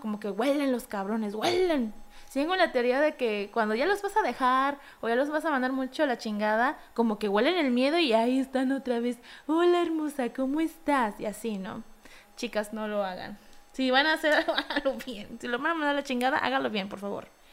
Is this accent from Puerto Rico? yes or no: no; Mexico; como buen mexicano